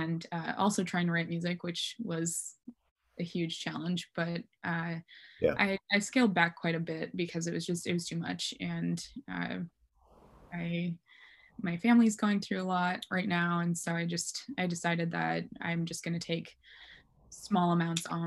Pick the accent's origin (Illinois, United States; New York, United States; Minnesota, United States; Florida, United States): Minnesota, United States; Mora; moved away as an adult; now in Portland, United States; I grew up in Minnesota